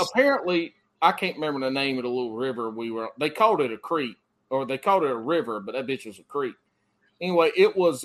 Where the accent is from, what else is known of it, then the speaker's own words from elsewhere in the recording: the Carolinas, United States; I grew up in the Carolinas, and I fought wildfire